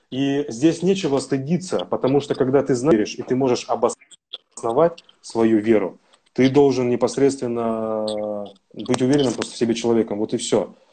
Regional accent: Siberia, Russia; Потому что я сам тоже вырос и родился в Сибири, да, и жил недалеко от мечети.

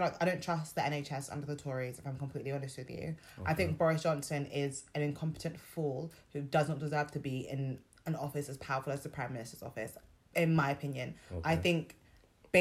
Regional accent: Nigeria; now in United Kingdom; I'm Nigerian.

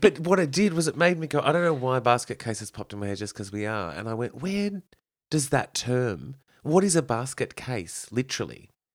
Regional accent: Kyneton, Victoria, Australia; I grew up in Kyneton

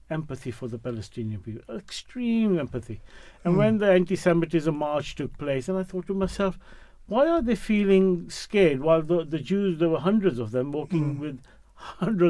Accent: Pakistan; now in England; being a Muslim, being a Pakistani, being a migrant

